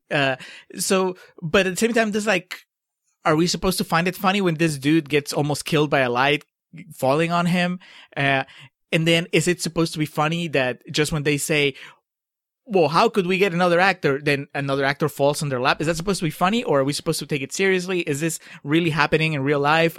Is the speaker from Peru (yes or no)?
yes; Peru; moved away; I grew up in Peru